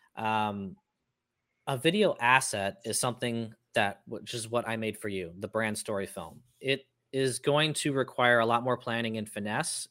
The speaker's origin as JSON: {"language": "English", "town": "Cincinnati", "region": "Ohio", "country": "United States", "tie": "born or raised there", "said": "I grew up in Cincinnati, uh, Ohio, which is where P&G is"}